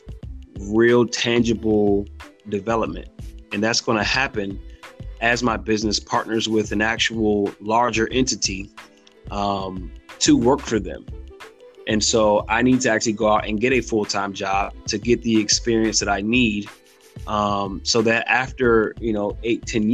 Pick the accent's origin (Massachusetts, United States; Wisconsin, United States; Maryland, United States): Maryland, United States; Silver Spring; moved away as an adult; also born or lived in North Carolina; now in Fayetteville, United States; I am from Silver Spring, Maryland, born and raised